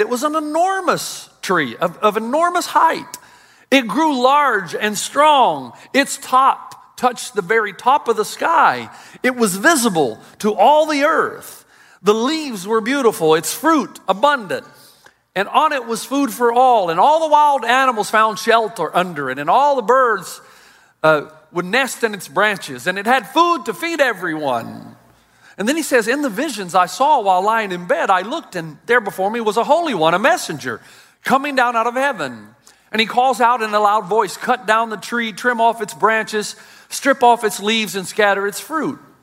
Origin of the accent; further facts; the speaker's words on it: United States; as an American